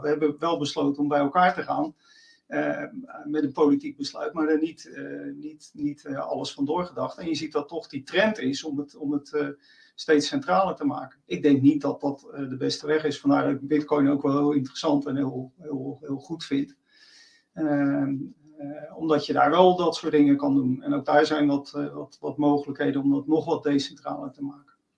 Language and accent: Dutch; Rotterdam, South Holland, Netherlands; accent: Rotterdam; mijn Rotterdamse accent